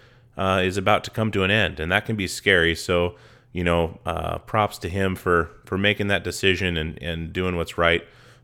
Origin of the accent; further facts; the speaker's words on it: Alaska, United States; moved away as an adult; now in Portland, United States; I grew up in Alaska and moved to Portland to start touring